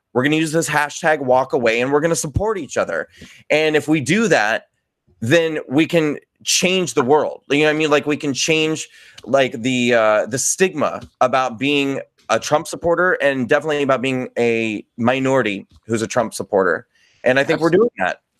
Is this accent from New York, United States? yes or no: yes; New York, United States; I'm a New Yorker